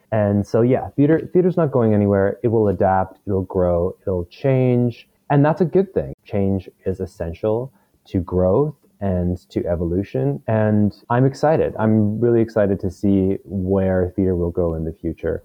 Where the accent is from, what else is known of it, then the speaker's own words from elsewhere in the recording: Victoria, British Columbia, Canada; now in Vancouver, Canada; Victoria, which is my hometown